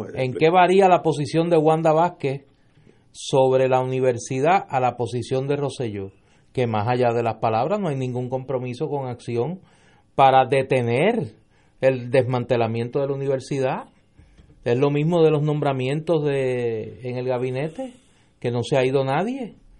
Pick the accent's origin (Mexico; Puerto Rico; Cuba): Puerto Rico; somos los puertorriqueños